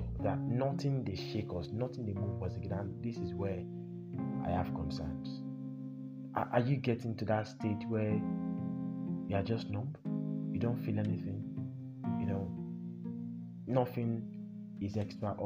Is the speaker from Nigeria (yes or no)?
yes; Nigeria; our shared experiences as Nigerians